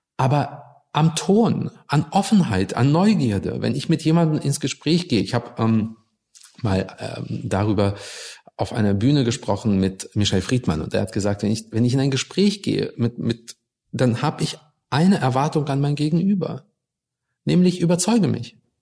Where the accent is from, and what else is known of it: Germany; born or raised there; also born or lived in Russia